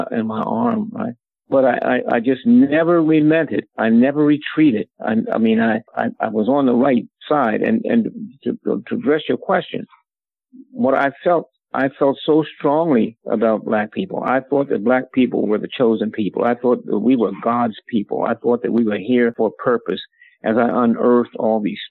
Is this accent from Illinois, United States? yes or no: no; Philadelphia, Pennsylvania, United States; born or raised there; also born or lived in Atlantic City, New Jersey